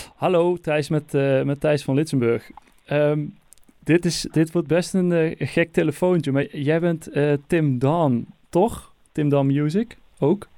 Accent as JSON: {"language": "Dutch", "region": "North Brabant", "country": "Netherlands", "accent": "soft G", "said": "ik ben gewoon een Brabander en wij praten nou eenmaal gewoon met een zachte G."}